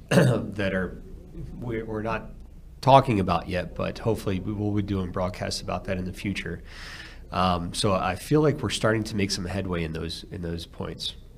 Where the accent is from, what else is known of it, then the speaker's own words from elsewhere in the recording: outside of Philadelphia, Pennsylvania, United States; also born or lived in Phoenix, Arizona; now in Alabama, United States; grew up outside of Philadelphia